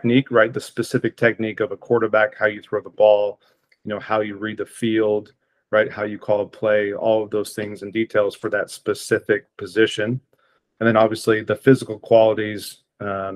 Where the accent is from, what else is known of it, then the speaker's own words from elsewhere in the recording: Portland, Oregon, United States; also born or lived in Idaho; from Portland, Oregon originally